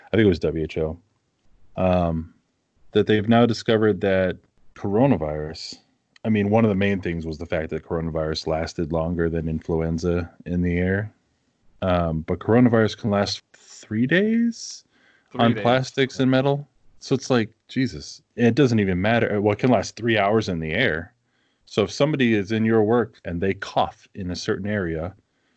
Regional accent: East Coast, United States; now in Minnesota, United States; Growing up on the East Coast

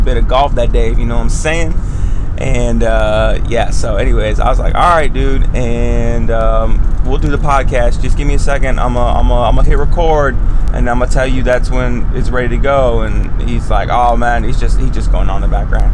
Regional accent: United States; as an American

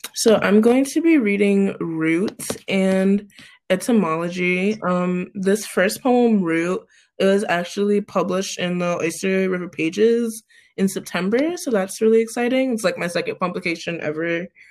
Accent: Cleveland, Ohio, United States; moved away as an adult; also born or lived in Pittsburgh; I'm from Cleveland originally.

